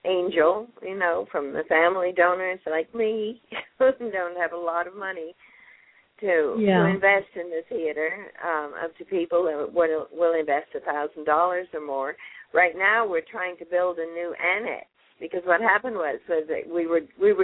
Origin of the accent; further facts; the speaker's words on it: Canada; moved away as an adult; also born or lived in England; now in Texas, United States; raised in Canada